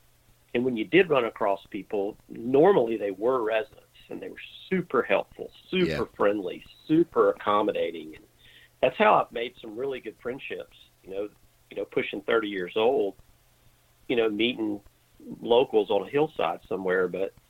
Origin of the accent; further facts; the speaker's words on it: Alabama, United States; No, I'm a South Alabama redneck. That's where we spend most of our time.